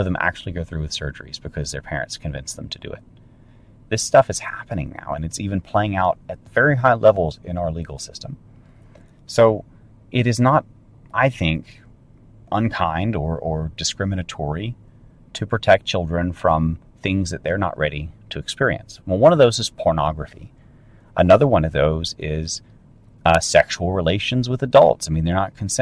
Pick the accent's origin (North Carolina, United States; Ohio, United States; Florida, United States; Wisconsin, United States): North Carolina, United States; I grew up in North Carolina, and back in the time when it was still barely safe to run around outside as a kid.